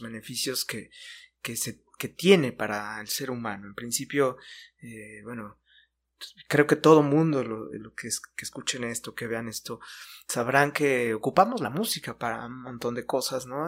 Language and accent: Spanish; Mexico; como mexicanos en general para simbolizar parte de lo que somos